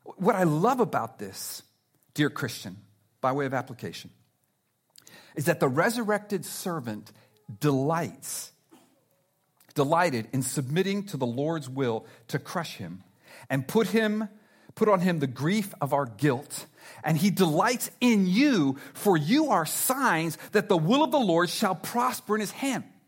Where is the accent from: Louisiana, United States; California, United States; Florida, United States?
Florida, United States; South; I'm from South Florida. I love South Florida